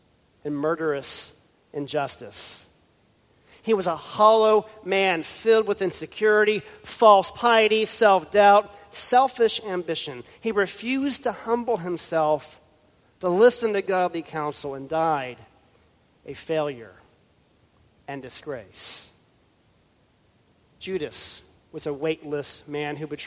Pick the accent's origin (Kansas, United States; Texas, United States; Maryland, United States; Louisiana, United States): Texas, United States; Houston; Growing up in Houston, Texas, we would occasionally visit NASA